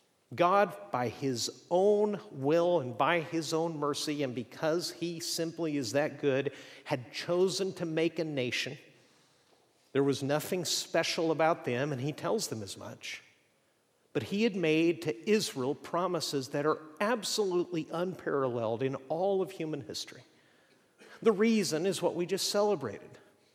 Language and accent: English; Mexico; I grew up in Mexico, and we're not entirely sure what happened there, but probably what happened is for a few years we lived in a city that was toxic.